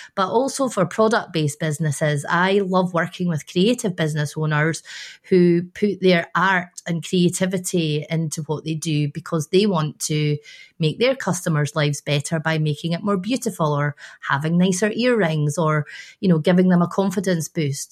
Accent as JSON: {"language": "English", "region": "Scotland", "country": "United Kingdom", "said": "I'm a Scottish woman"}